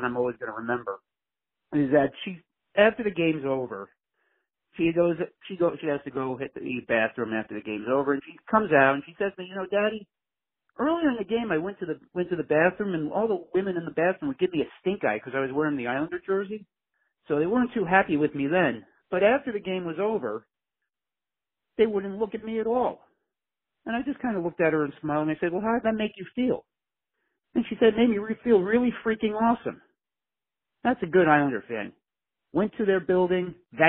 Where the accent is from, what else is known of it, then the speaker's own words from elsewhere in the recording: New York City, New York, United States; I'm from Glendale, Queens.